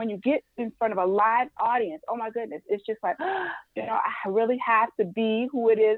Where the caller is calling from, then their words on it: Livonia, Michigan, United States; I'm airing from Livonia, Michigan.